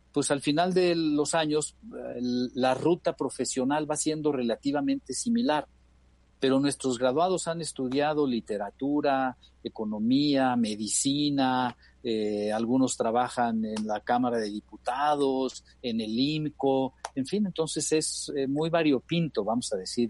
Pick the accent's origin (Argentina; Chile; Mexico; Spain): Mexico; Somos 445 mexicanos los que hemos podido tener la oportunidad de ir a uno de estos colegios